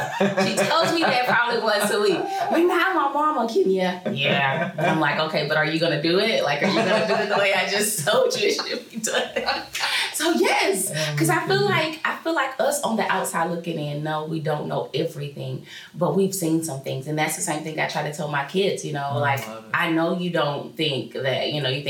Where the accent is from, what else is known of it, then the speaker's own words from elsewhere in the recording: Town Creek, Alabama, United States; I grew up in Town Creek, Cortland area, and I lived with my grandmother at the age 6-7